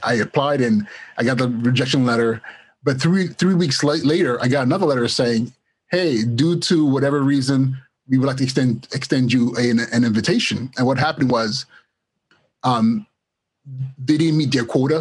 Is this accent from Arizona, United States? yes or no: no; Los Angeles, California, United States; also born or lived in Nigeria / Inglewood; I was born in Nigeria of uh, the Igbo tribe, and my family we um, relocated here in, in the late '80s and um, to Los Angeles actually. And I went to school in Los Angeles, middle school, high school, Inglewood High School